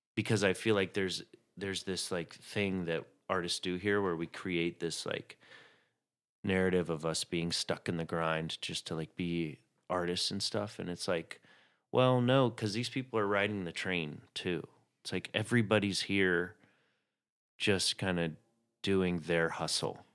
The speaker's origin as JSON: {"language": "English", "town": "Chattanooga", "region": "Tennessee", "country": "United States", "tie": "born or raised there", "said": "I grew up in Chattanooga, Tennessee"}